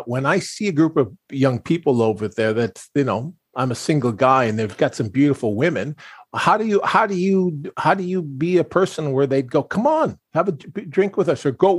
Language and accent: English; Pewaukee, Wisconsin, United States; moved away; where I was raised in Wisconsin